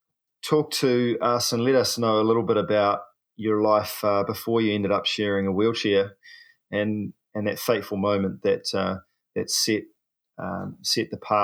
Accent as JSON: {"language": "English", "country": "New Zealand", "said": "I'm a paraplegic from New Zealand"}